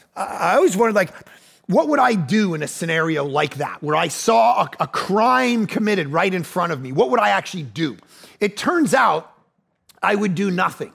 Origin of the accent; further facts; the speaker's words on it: Ajax, Ontario, Canada; now in Vancouver, Canada; I'm actually from Ajax, just outside of Toronto